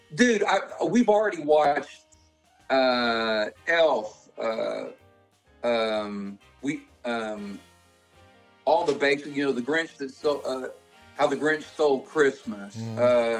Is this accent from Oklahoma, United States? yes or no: yes; Oklahoma, United States; I grew up in Oklahoma riding horses